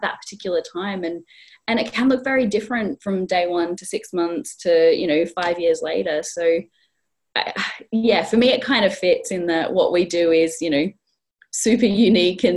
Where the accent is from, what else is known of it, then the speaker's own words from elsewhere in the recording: Australia; now in North East England, United Kingdom; I'm not originally from the Northeast. This isn't a Geordie accent. I was born in Australia